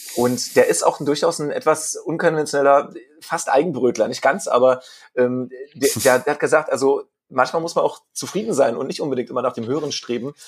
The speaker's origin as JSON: {"language": "German", "region": "Brandenburg", "country": "Germany", "tie": "born or raised there", "said": "in meiner Kindheit, in den 90er äh, Jahren in Brandenburgischen, wo ich herkomme"}